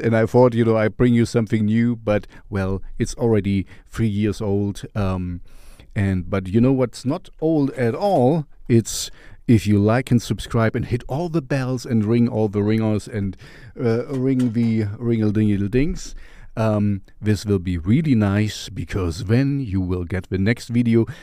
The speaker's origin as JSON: {"language": "English", "country": "Germany", "said": "I am from Germany as well, even if my accent is strange"}